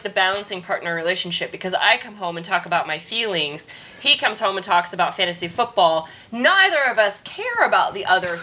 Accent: Kansas, United States; now in New York City, United States; I'm from Kansas

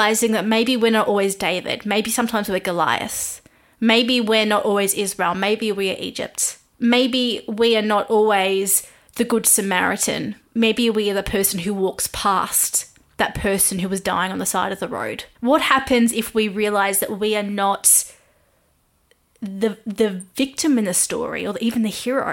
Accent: Australia; I am an Aussie music journalist

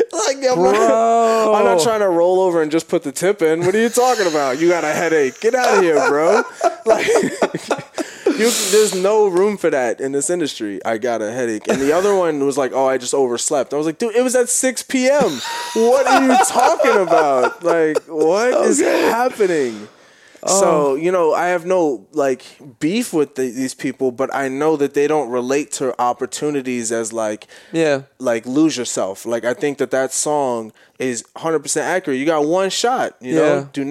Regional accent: New York, United States; moved away as an adult; also born or lived in Boston; now in Los Angeles, United States; I'm from New York

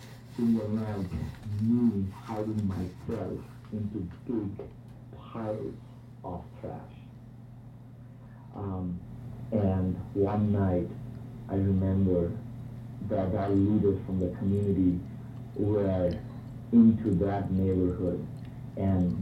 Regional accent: Kolkata, West Bengal, India; accent: Indian; growing up in India, particularly in Calcutta

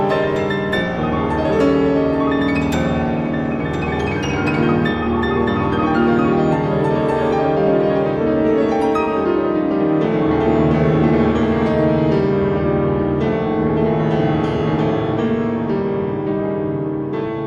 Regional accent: Nigeria; So I am Nigerian.

